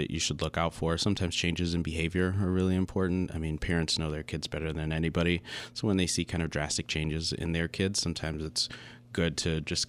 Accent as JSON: {"language": "English", "town": "Lansing", "region": "Michigan", "country": "United States", "tie": "born or raised there", "also_born_or_lived": "Wisconsin", "said": "I grew up in Lansing my whole life. I did a little sabbatical and lived in Wisconsin for a little bit of time."}